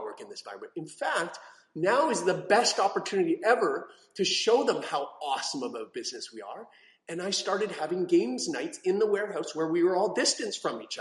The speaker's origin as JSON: {"language": "English", "country": "Canada", "said": "I'm from Canada"}